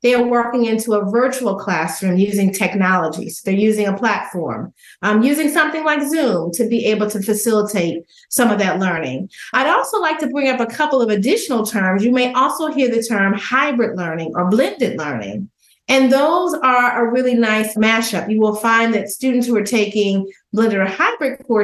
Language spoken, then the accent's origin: English; outside of Dallas, Texas, United States; growing up in Texas, outside of Dallas in a small town